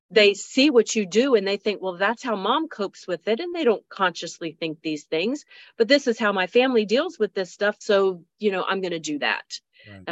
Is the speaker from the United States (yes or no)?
yes; Pamlico County, North Carolina, United States; I'm from Pamlico County